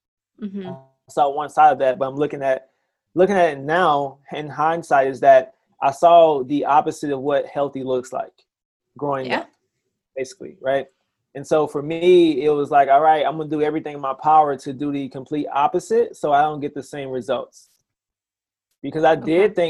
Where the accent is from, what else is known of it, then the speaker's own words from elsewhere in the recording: South Mississippi, United States; So I'm originally from Mississippi, Alara, Mississippi